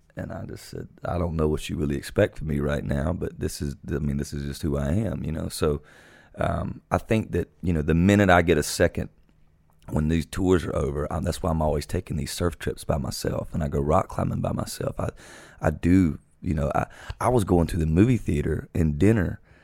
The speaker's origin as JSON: {"language": "English", "region": "South Georgia", "country": "United States", "tie": "born or raised there", "moved": "as an adult", "said": "Growing up in South Georgia"}